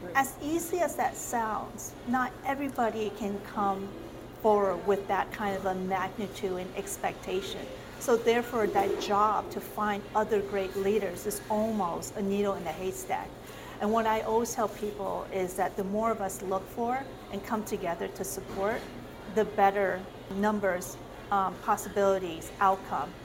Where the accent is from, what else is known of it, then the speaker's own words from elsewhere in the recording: South Korea; now in Arizona, United States; My uh, ethnicity is Chinese, and I was born in South Korea. I came to the States in 1977